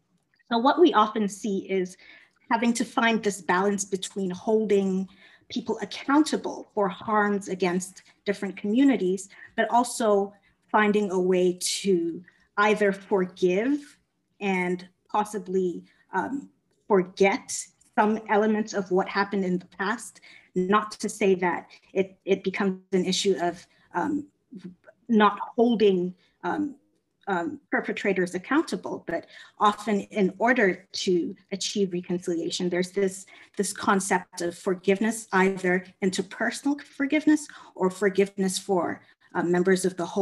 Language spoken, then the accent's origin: English; South Africa; also born or lived in Ghana / Kenya; now in United States; I am a Ghanaian American. So my family is originally from Ghana in West Africa, but I grew up in Ghana, Kenya, and South Africa. My formative years were spent in South Africa